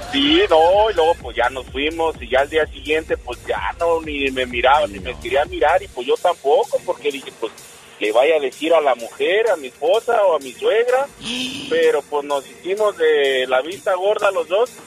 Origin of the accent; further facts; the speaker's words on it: Guadalajara, Jalisco, Mexico; yo, yo este, nací en Guadalajara